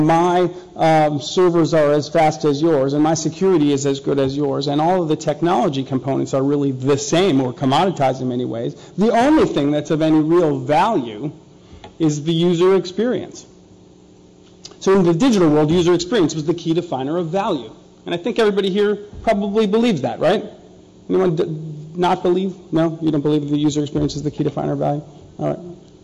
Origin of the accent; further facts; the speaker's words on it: Minneapolis, Minnesota, United States; also born or lived in New York; now in Texas, United States; I'm from Minneapolis, so pop is what we use, but in New York they call it soda, in Texas they call it soda, that's where I'm from now